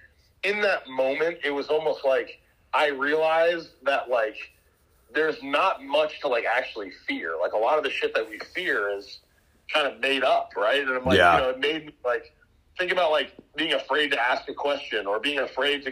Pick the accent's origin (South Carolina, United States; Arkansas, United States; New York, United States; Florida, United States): New York, United States; White Plains; now in Austin, United States; I was born and raised in White Plains, New York